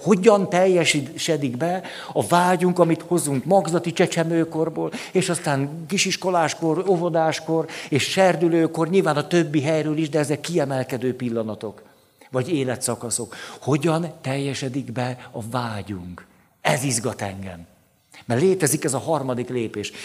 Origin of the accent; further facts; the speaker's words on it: Budapest, Hungary; relatív elhanyagoltságban nőttem föl, tehát a park, a városmajor, a vérmező, ott, úgy ott szocializálódtam